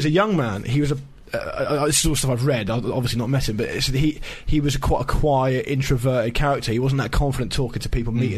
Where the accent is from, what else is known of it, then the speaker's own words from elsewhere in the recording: Portsmouth, South East England, United Kingdom; I'm from Portsmouth